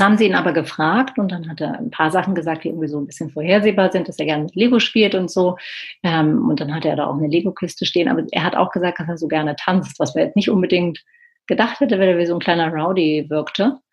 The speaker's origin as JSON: {"language": "German", "region": "Berlin", "country": "Germany", "said": "ich bin ja aus Berlin"}